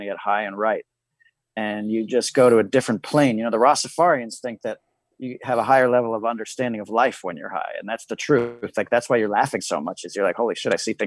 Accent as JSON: {"language": "English", "town": "New York City", "region": "New York", "country": "United States", "tie": "born or raised there", "said": "I was 12 and I grew up in New York City"}